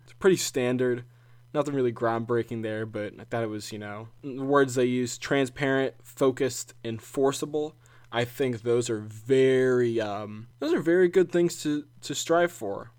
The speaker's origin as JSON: {"language": "English", "region": "South Carolina", "country": "United States", "tie": "born or raised there", "said": "my home state, South Carolina"}